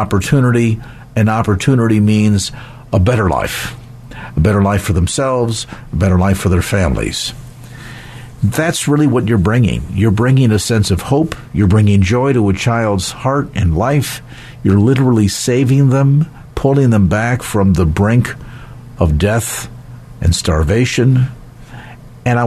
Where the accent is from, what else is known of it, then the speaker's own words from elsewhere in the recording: United States; growing up in the United States